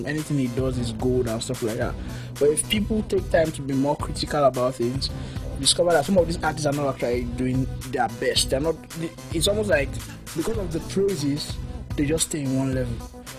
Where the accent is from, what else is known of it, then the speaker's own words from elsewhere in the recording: Edo, Nigeria; Oh, I'm from Edo State anyway.